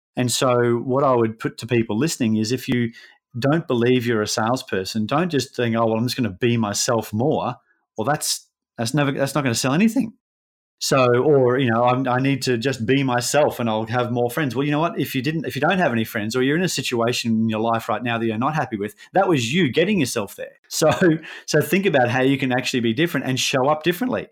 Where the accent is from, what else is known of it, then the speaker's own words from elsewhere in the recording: Brisbane, Queensland, Australia; we're both from Brisbane